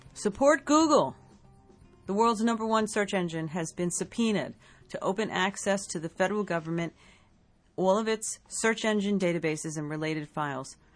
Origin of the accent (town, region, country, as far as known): United States